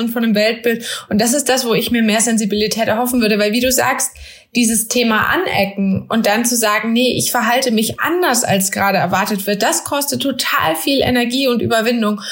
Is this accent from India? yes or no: no; Germany; bin in Deutschland geboren